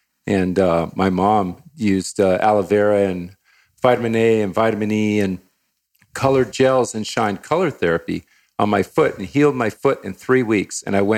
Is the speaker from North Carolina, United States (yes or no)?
no; Hawaii, United States; I grew up in Hawaii, part of my life in Hawaii.